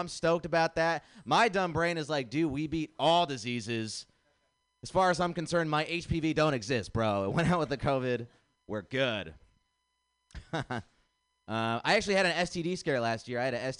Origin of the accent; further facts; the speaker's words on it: India; I'm nice to meet you. I'm from India.